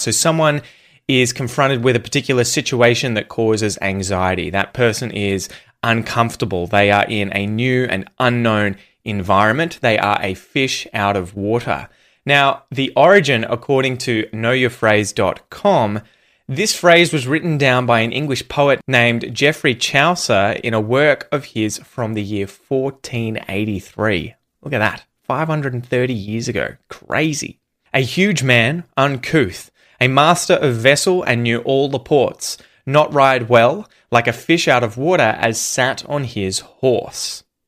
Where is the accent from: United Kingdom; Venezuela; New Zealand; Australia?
Australia; It was filmed where I grew up.